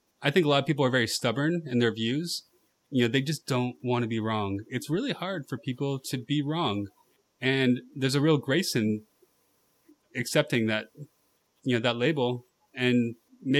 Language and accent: English; California, United States; I'm from California